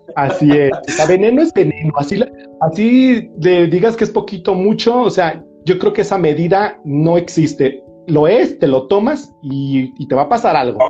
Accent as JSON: {"language": "Spanish", "country": "Mexico", "said": "la carga que traemos como cultura mexicana"}